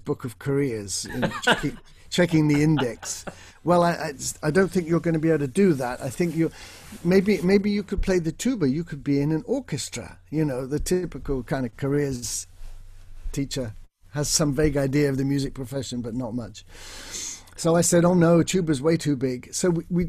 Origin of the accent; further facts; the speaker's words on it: Bournemouth, South West England, United Kingdom; I grew up in Bournemouth